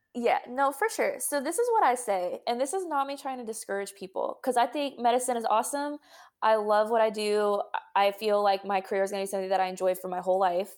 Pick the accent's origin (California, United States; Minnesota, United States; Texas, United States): Texas, United States; I'm from Texas